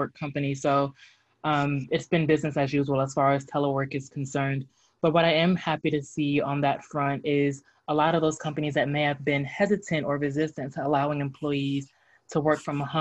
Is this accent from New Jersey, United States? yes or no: yes; New Jersey, United States; moved away; I'm originally from New Jersey